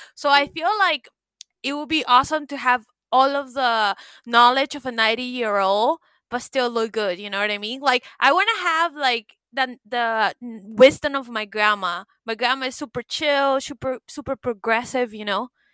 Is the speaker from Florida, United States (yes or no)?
yes; Miami, Florida, United States; I'm from Miami